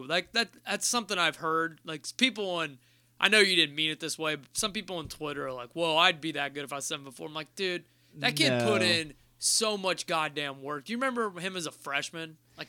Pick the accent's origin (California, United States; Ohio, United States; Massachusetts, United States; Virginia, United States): Ohio, United States; I grew up in Ohio. It makes no sense.